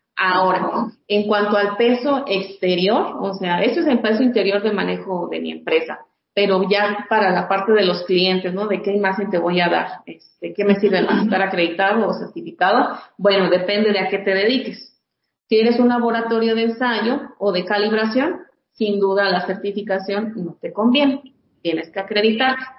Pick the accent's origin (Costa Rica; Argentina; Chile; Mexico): Mexico; como buenos mexicanos